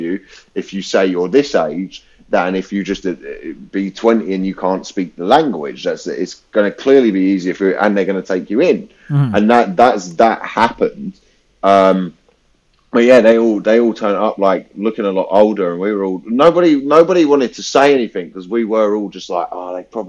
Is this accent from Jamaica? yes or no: no; England, United Kingdom; I'm telling you, as an English person